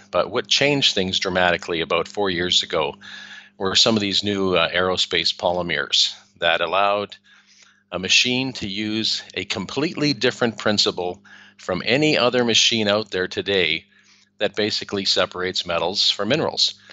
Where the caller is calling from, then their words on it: Spain; I'm I'm calling in from Spain, and it's really sunny here.